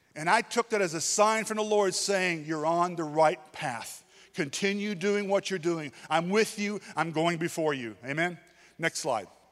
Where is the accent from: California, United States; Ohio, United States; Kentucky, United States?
Kentucky, United States; moved away as an adult; now in Thailand; I'm from Kentucky.